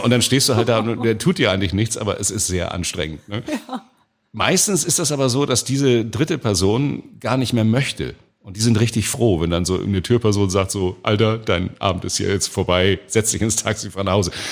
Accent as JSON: {"language": "German", "region": "Hamburg", "country": "Germany", "tie": "born or raised there", "accent": "Hamburgisch", "said": "als geborener Wilhelmsburger, da hat man immer so einen kleinen Hooligan in sich drin. Und wenn man in Wilhelmsburg in den 70er und 80er Jahren aufwuchs"}